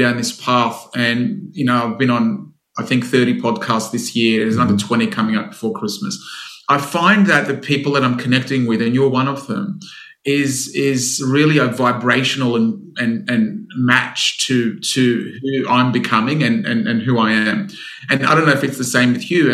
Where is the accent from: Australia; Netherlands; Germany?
Australia; Sydney, New South Wales; born in Sydney, Australia, inherently Greek descent